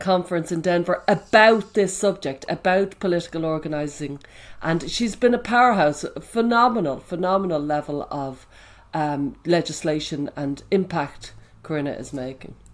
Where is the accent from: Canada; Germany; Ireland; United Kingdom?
Ireland; Dublin, Leinster; There was me in Dublin